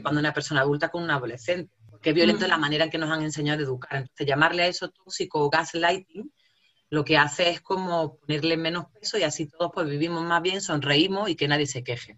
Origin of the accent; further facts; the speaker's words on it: Jaén, Andalusia, Spain; accent: jienense; moved away; also born or lived in El Salvador; se reían y se siguen riendo de mi acento, eh, que mi acento equivale a lo paleto, a lo cazurro, a un alfabeto, que soy de Jaén